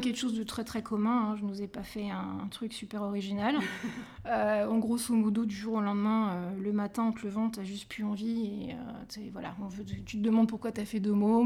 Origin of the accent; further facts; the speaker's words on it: Île-de-France, France; je suis, francilienne